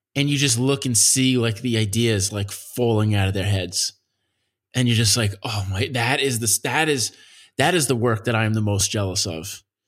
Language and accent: English; Nassau County, Long Island, New York, United States; I grew up in Nassau County, which is next to Queens.